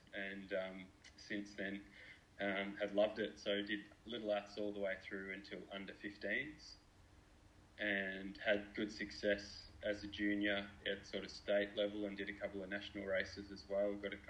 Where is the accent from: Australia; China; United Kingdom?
Australia; Melbourne, Victoria; So we grew up in Essendon, and there's the Aberfeldy track at the end of our street.